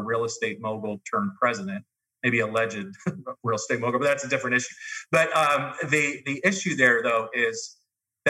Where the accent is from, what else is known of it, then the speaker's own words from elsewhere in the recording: Youngstown, Ohio, United States; now in Columbus, United States; I'm from Youngstown, Ohio